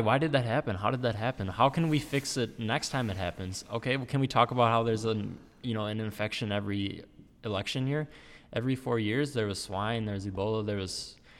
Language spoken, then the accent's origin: English; United States; we as the American people